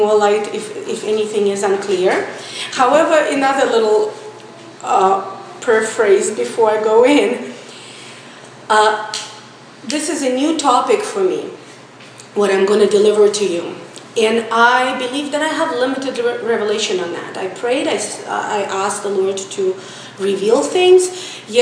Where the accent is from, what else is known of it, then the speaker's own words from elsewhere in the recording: Russia; moved away as an adult; also born or lived in St. Petersburg, Russia; now in Israel; I was born and raised in Russia